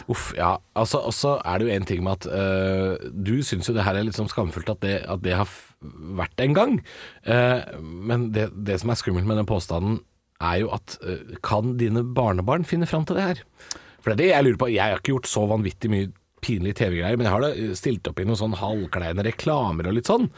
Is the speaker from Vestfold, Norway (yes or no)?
no; Drammen, Buskerud, Norway; moved away; hjem til min hjemby. Vi skal til Drammen